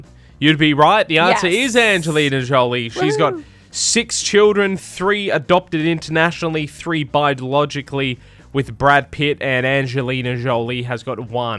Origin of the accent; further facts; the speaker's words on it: Australia; I'm Australian.